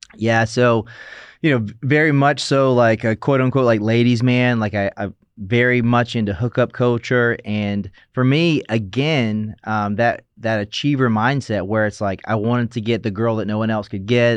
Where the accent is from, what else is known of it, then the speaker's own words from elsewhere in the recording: South Carolina, United States; moved away as an adult; now in Los Angeles, United States; growing up in South Carolina, we went to church on Wednesdays, Sunday, Sunday night